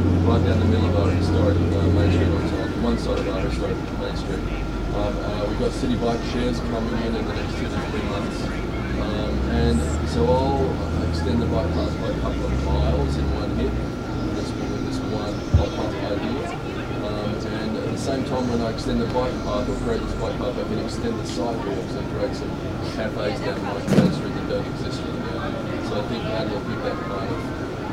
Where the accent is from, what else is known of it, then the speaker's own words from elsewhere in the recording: United States; accent: a little south of here; moved away as an adult; now in Annapolis, United States; my accent's not from here. It's a little south of here.